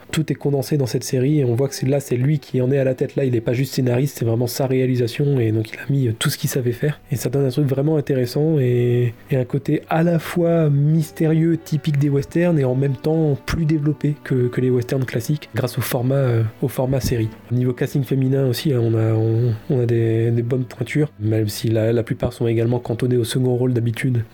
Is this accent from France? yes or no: yes; France; accent: French; mon magnifique accent français